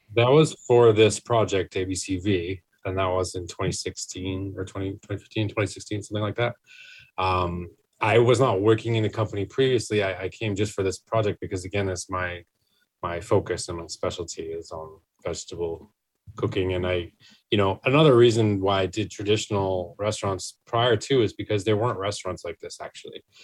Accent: Maine, United States; now in New York, United States; I'm from Maine originally

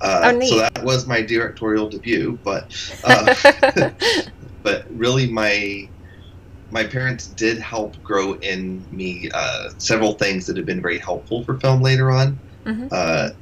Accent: Spain; I grew up in Spain, and I was there for 20 years

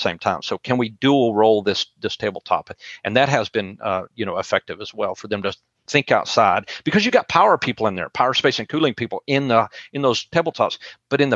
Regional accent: West Texas, United States; now in Tupelo, United States; I'm in Tupelo, Mississippi, and I'm from West Texas, where Tornado Alley, but I live in Tupelo, Mississippi right now.

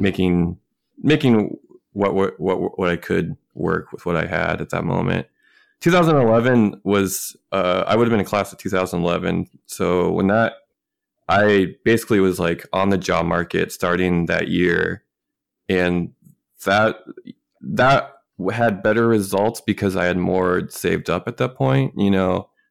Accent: Minnesota, United States; moved away as an adult; also born or lived in West Coast; living on the West Coast for the first time after growing up in Minnesota

